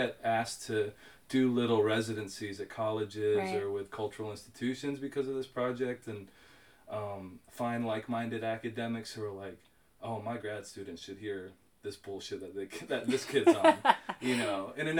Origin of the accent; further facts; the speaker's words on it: Nashville, Tennessee, United States; I'm a kid from Nashville. I grew up going literally to like city sanctioned full moon picking parties, like the Parks Department put on in Warner Park.